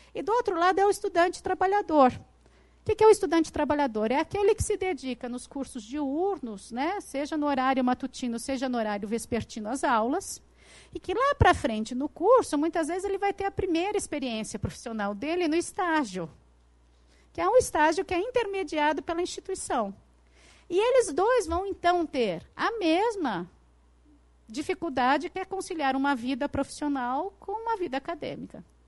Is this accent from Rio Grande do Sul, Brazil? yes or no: no; São Paulo, Brazil; na cidade de onde eu venho, São Paulo